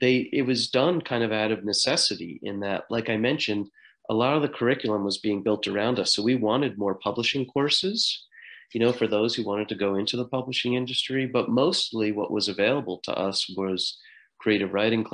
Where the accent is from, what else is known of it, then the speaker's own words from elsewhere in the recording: United States; we grew up just outside of New York City